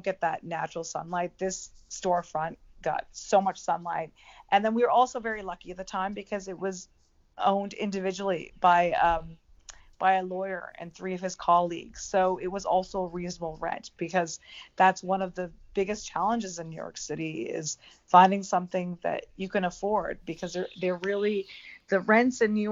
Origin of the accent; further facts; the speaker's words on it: Canada; moved away as an adult; now in United States; I'm originally from Canada, and I was born and raised in Canada, and also my mother is still there